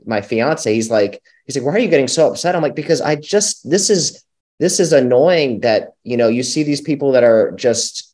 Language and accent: English; Florida, United States; moved away as an adult; now in Atlanta, United States; I'm pretty new to Atlanta. I'm from Florida